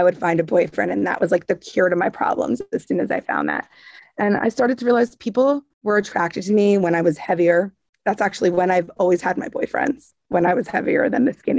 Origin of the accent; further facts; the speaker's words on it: Long Island, New York, United States; when I was young, growing up in Long Island